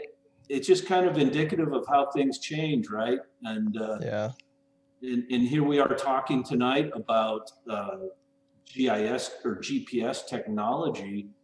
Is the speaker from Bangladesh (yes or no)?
no; Phoenix, Arizona, United States; I grew up here in Arizona in Phoenix area and, moved here in 76.